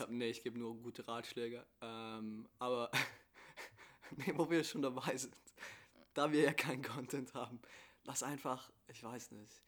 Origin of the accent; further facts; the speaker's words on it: Italy; Ich bin Italiener